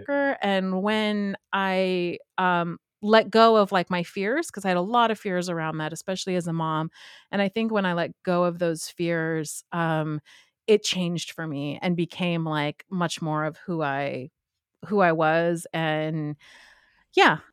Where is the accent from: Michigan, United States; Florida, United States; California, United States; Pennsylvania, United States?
California, United States; Southern; now in Pittsburgh, United States; I grew up in Southern California